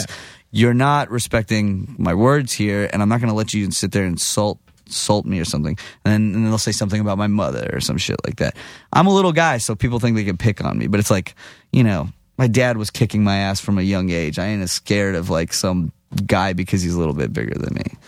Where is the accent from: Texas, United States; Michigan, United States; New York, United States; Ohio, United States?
Texas, United States; I'm from Texas, but I'm Jewish